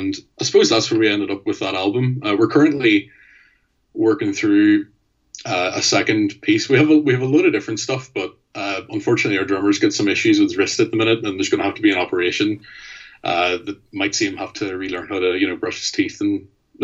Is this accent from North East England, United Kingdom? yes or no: no; Mid Ulster, Sperrin Mountains, Northern Ireland, United Kingdom; also born or lived in Belfast; We're all from the Mid Ulster area of Ireland, sort of in the northeast of it. And we all grew up in and around the Sperrin Mountains